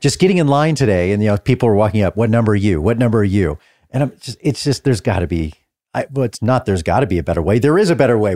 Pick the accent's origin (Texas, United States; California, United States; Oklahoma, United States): Texas, United States; North; also born or lived in Austin, Texas; I grew up in North Texas